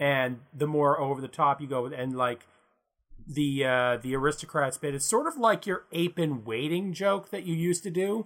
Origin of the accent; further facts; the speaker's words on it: Canada; we're Canadian